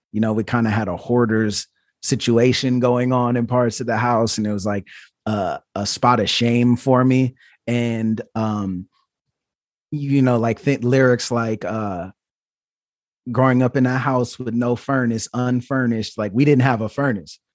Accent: Portland, Oregon, United States; I was born in Portland, Oregon

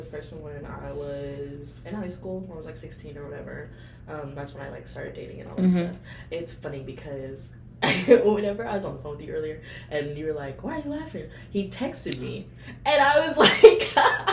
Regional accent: Fort Worth, Texas, United States; now in Denton, United States; I am from Fort Worth, but I'm currently in Denton.

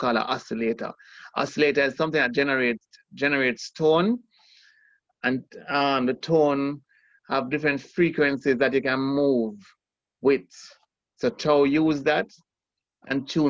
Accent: Kingston, Jamaica; I grew up in Kingston 20

